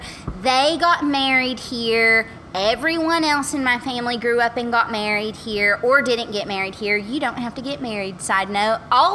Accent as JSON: {"language": "English", "town": "Paris", "region": "Texas", "country": "United States", "tie": "born or raised there", "also_born_or_lived": "Virginia"}